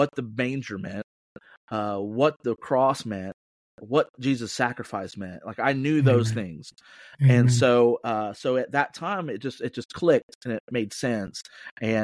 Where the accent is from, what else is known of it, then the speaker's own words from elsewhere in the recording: Plant City, Florida, United States; now in Lakeland, United States; I was born and raised in Plant City, Florida.